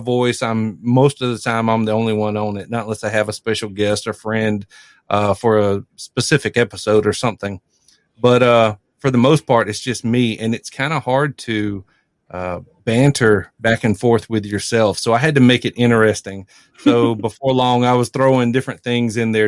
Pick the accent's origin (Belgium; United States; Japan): United States; South Carolina; I'm from South Carolina, South Carolina native